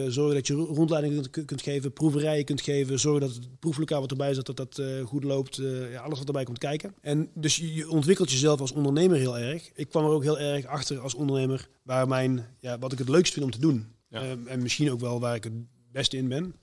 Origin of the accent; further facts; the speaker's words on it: Moergestel, North Brabant, Netherlands; also born or lived in Tilburg; ik ben heel trots op dat ik, dat ik uit Brabant kom. Een hele trotse Tilburger, ook al ben ik eigenlijk uh, Moegestelnaar